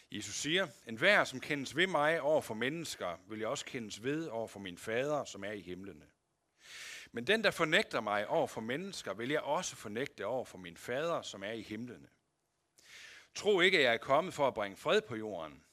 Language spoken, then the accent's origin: Danish; Denmark